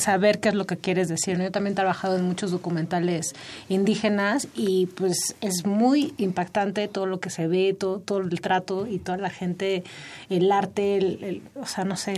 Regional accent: Mexico; como mexicanos

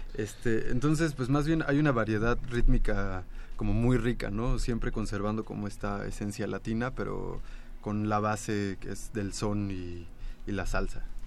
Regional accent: Mexico City, Mexico; yo vengo de Iztapalapa

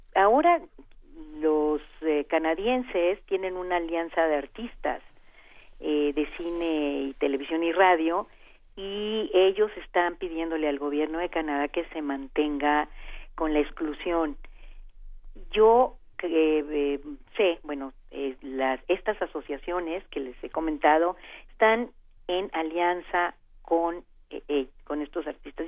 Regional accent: Mexico

